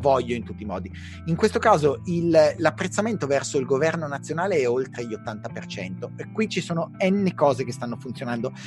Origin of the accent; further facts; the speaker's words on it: Milan, Lombardy, Italy; da milanese